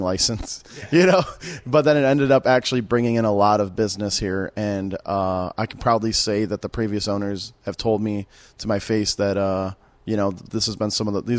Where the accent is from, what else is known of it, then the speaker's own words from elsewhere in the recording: Detroit, Michigan, United States; moved away as an adult; I grew up in Detroit and moved here about 7 years ago